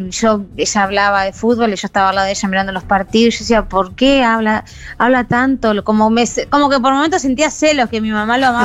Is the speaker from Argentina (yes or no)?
yes; Entre Ríos, Argentina; moved away; porque vine de Entre Ríos y estuve muchos años jugando ahí me formó como jugadora